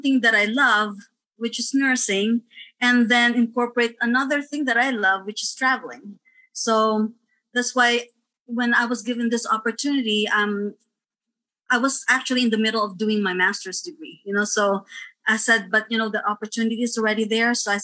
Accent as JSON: {"language": "English", "town": "Quezon City", "region": "Metro Manila", "country": "Philippines", "tie": "born or raised there", "also_born_or_lived": "Yonkers, New York / New Rochelle, New York", "moved": "as an adult", "lives_now": "United States", "said": "I was born in Quezon City, Philippines"}